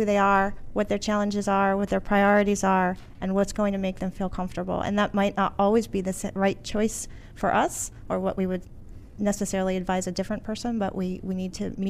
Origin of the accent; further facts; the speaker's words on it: Alexandria, Virginia, United States; Alexandria, Virginia.